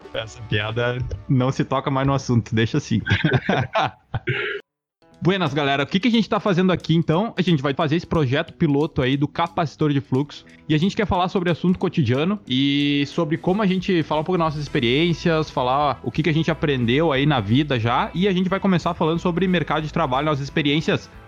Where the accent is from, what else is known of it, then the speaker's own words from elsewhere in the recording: Itaqui, Rio Grande do Sul, Brazil; eu sou do interior, eu sou de Itaqui